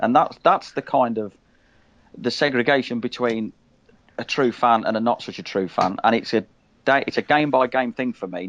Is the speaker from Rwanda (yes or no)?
no; Midlands, United Kingdom; it might be different for me because I come from the Midlands. And in the town I live in, which is a small town, there's a lot of mixed support